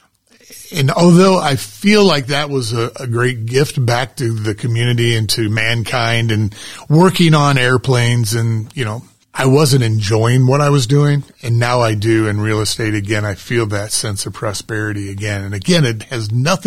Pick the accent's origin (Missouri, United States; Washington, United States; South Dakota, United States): Missouri, United States; St. Charles County; I'm from St. Charles County, so I like to do a lot of work in St. Charles County.